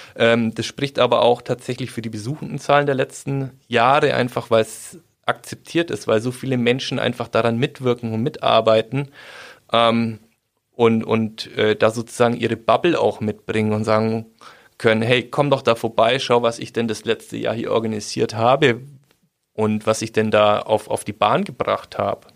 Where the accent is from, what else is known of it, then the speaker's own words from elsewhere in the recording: Schwabmünchen, Bavaria, Germany; bei uns in Schwabmünchen